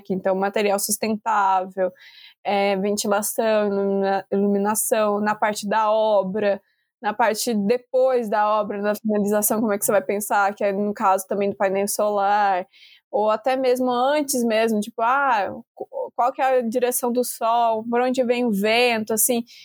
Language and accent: Portuguese; Brazil; a gente, como brasileiro